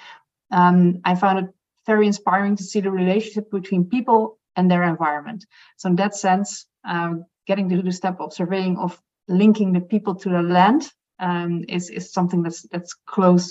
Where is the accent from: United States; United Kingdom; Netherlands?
Netherlands; western Netherlands; I was born and raised in the west of the country in a polar, 6 meters below sea level.